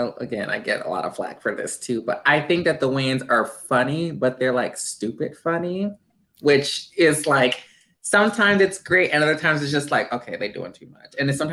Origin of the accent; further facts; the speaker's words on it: Chicago, Illinois, United States; I'm from Chicago